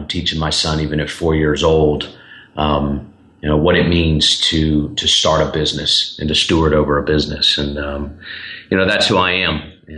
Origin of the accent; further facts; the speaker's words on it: Charlotte, North Carolina, United States; also born or lived in Boston / Birmingham; now in Nashville, United States; I'm originally from Charlotte, North Carolina. I live here in Nashville now. I've been here for 11 years with short stops in Boston, Massachusetts, and Birmingham, Alabama